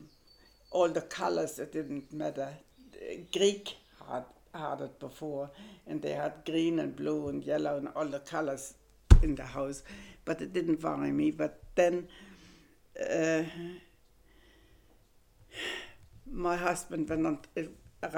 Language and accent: English; Germany; English is a second language; moved away as an adult; now in Australia; I was German